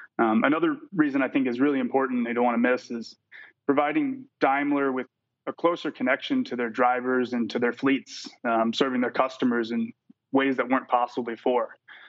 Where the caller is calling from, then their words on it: San Diego, California, United States; San Diego, California.